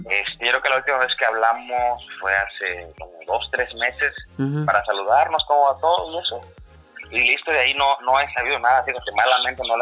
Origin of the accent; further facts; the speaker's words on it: Acapulco, Guerrero, Mexico; pues norteño no soy, soy de Acapulco.